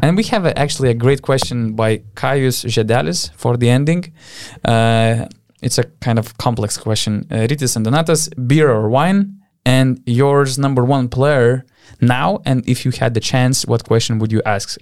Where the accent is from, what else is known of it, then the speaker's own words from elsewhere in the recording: Panevėžys, Panevėžys County, Lithuania; in Panevėžys, in my hometown